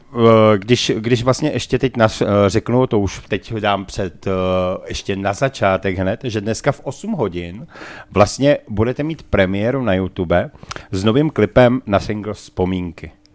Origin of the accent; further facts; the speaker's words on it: Prague, Czechia; my Pražáci